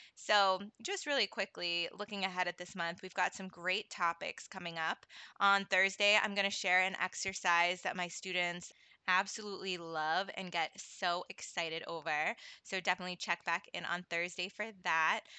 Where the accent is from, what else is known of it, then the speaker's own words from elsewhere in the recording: New England, United States; also born or lived in Florida; I've been in New England my whole life